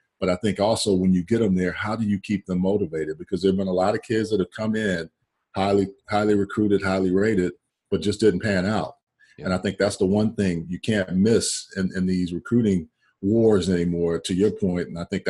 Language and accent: English; Texas, United States; They were recruiting from all over the country. I'm from Texas.